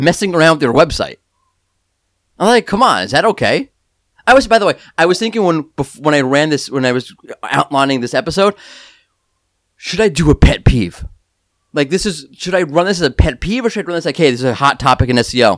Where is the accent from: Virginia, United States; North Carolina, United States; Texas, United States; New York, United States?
New York, United States; I'm angry New Yorker